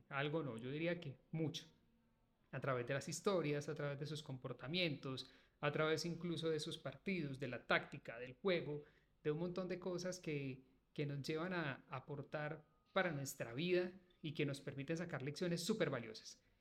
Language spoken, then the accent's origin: Spanish; Manizales, Caldas, Colombia; Yo soy de Manizales, de la ciudad de Manizales y obviamente toda la vida he escuchado los partidos del Once Caldas